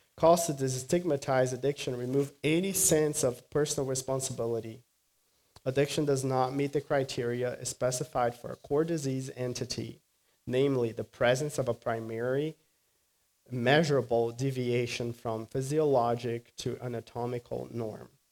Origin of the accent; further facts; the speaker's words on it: Brazil; moved away; afternoons in Brazil are hot. My hometown is very hot